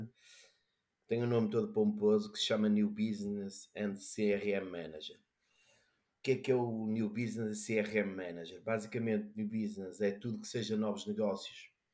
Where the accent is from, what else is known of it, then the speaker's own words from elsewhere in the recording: Braga, Norte, Portugal; sou, sou, de Braga, mas vou para Lisboa